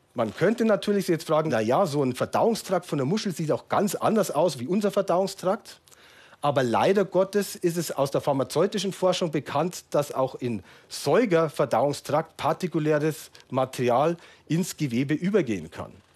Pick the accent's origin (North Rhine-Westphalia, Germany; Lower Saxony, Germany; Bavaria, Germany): Bavaria, Germany; Munich; in meiner Heimatstadt München